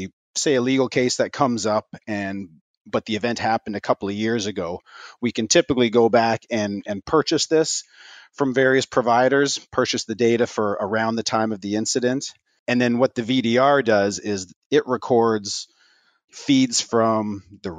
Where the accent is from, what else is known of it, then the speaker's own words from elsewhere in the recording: Canada; also born or lived in St. John's, Newfoundland; I'm a merchant mariner. I'm a Canadian. So I went to school in St. John's, Newfoundland